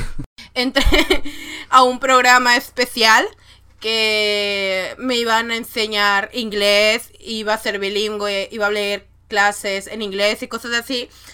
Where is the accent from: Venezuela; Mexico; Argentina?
Mexico; northern Mexico; como soy del norte de México, tengo mucha influencia de Estados Unidos.